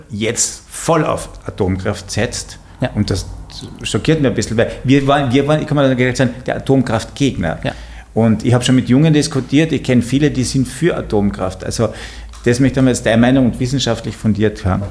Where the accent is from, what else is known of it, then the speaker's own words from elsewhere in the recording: Carinthia, Austria; ich bin aus Kärnten